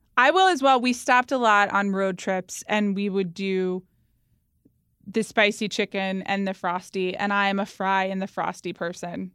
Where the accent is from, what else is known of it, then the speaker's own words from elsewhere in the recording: Atlanta, Georgia, United States; moved away; also born or lived in New York; growing up in Atlanta, Georgia